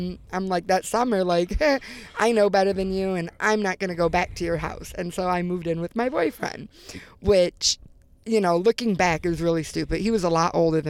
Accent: Gates, New York, United States; also born or lived in Greece, New York / Rochester, New York; I grew up pretty much like Gates, Grease City, okay, Rochester. All right. But mostly Gates, with my grandparents

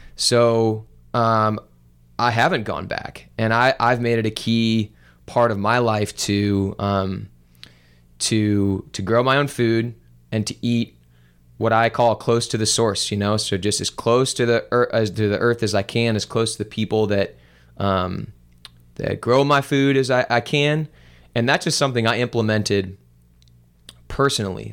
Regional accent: Olivette, Missouri, United States; I grew up in Olivet and went to Ladue High School

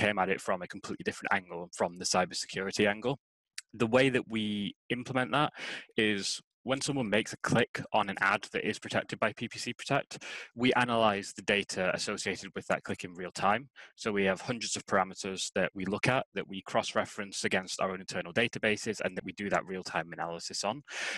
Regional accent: Scotland, United Kingdom; now in England; they don't realize that I am actually Scottish because I don't have the accent at all. I've been living down in England for so long.

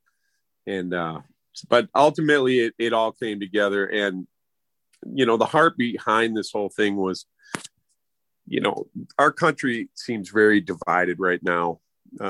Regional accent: Minneapolis, Minnesota, United States; I was from Minneapolis

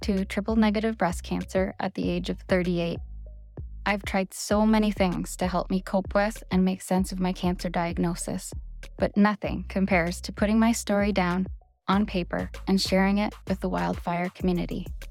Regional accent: Ontario, Canada; I'm from Ontario, Canada

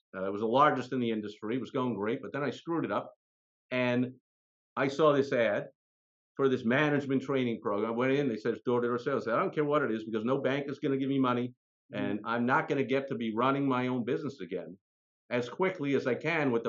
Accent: New York, United States; So for instance, I'm from New York, and still to this day, I'm a loyal, diehard fan of my beloved but dilapidated, disappointing New York Mets.

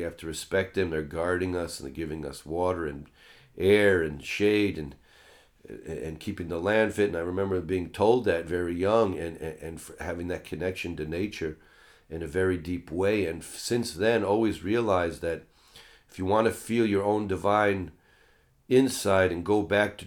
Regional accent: United States; Christian spirituality growing up in America

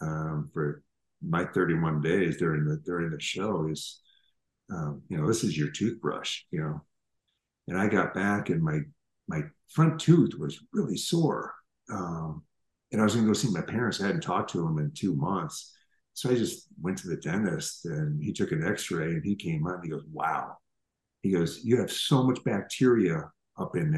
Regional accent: Minneapolis, Minnesota, United States; I grew up in Minneapolis

